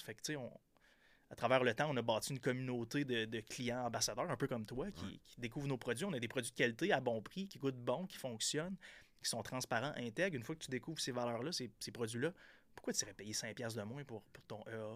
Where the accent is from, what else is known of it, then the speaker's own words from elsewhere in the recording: Percé, Quebec, Canada; moved away; j'étais un petit gars de, la Gaspésie, de Percé. J'ai grandi à Percé, dans le fin fond de la Gaspésie.